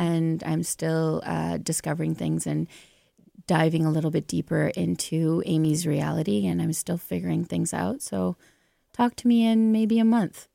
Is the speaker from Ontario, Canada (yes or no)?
yes; Onaping, Ontario, Canada; also born or lived in Thunder Bay; I'm from Onaping, which is north of Sudbury.